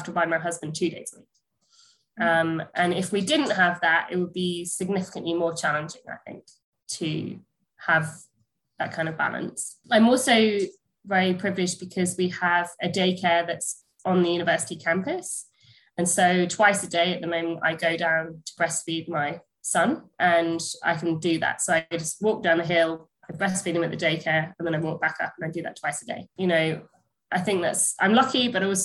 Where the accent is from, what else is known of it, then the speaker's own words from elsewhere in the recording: United Kingdom; first language English; I'm British